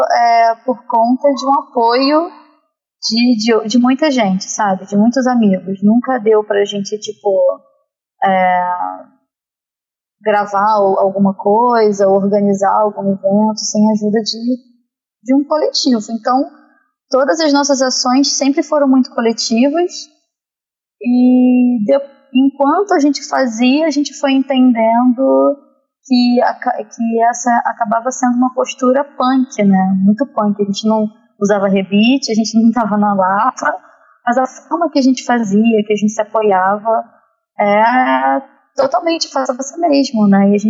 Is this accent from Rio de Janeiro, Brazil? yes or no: yes; Nilópolis, Rio de Janeiro, Brazil; a gente é de Milópolis, né?